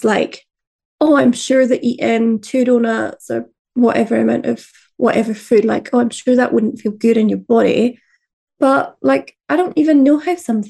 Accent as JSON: {"language": "English", "area": "Fife", "region": "Scotland", "country": "United Kingdom", "tie": "born or raised there", "said": "I grew up in Fife in Scotland, which is a lot more of like fried foods"}